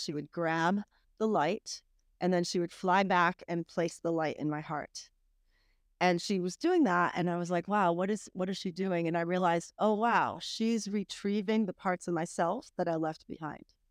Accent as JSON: {"language": "English", "region": "Massachusetts", "country": "United States", "tie": "born or raised there", "also_born_or_lived": "Atlanta", "moved": "as an adult", "lives_now": "Greenville, United States", "said": "I grew up in Massachusetts"}